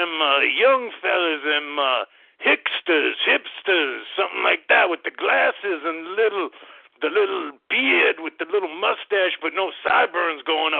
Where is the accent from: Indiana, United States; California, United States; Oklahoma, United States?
Oklahoma, United States; now in Idaho, United States; I was born and raised in Oklahoma, but I've been up here in Idaho.